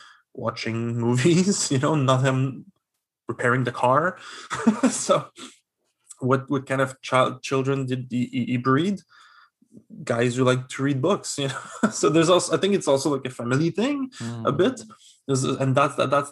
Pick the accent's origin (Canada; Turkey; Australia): Canada; Quebec